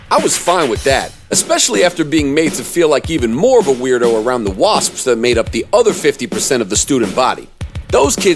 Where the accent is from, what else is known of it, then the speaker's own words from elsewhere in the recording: Durham, North Carolina, United States; I was born and raised in Durham, North Carolina. Like most rappers, my parents were New York Jews who moved down south for a great career opportunity for my father and a better life for their children.